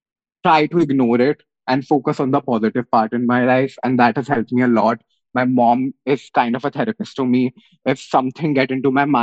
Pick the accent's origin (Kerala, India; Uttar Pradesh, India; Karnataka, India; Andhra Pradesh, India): Uttar Pradesh, India; Meerut; I come from Meerut